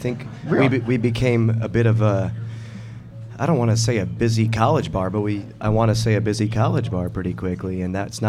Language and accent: English; Ireland; I'm Irish, not, I'm, so I can't know that.